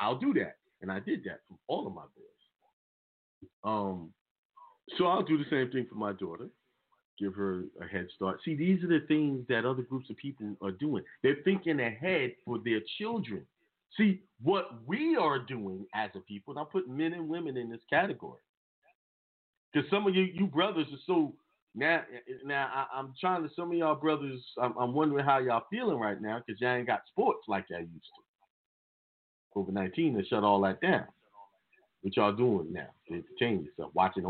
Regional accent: New York, United States; I was raised in New York, so that I came up in a different way, you know, take the bus.

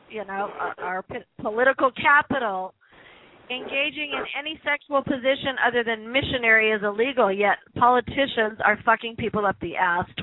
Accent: California, United States; being a Californian.

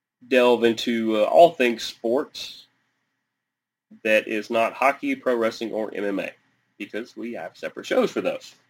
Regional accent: Atlanta, Georgia, United States; I grew up around the Atlanta fan base

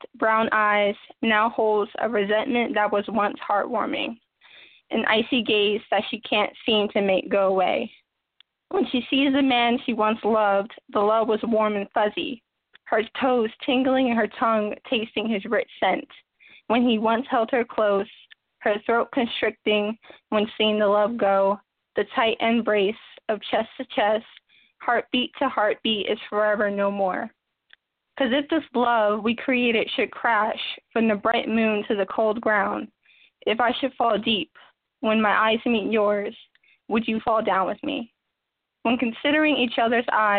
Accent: New Jersey, United States; I'm from Jersey, Raleigh, New Jersey

